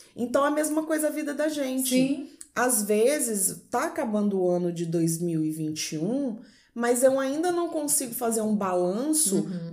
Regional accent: Vila Velha, Espírito Santo, Brazil; Eu sou de Vila Velha, Espírito Santo

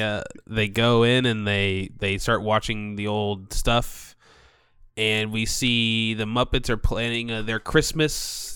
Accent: Orlando, Florida, United States; I grew up in the Orlando area, and Orlando was home to like a Cirque du Soleil theater.

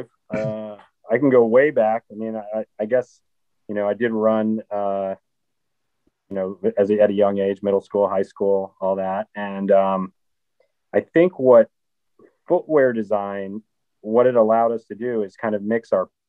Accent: Minnesota, United States; I grew up in Minnesota, so the outdoors were just a big part of of my upbringing as well.

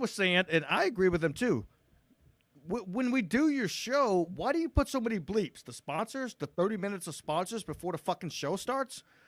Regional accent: Matthew McConaughey's hometown, Texas, United States; McConaughey is actually from my hometown.

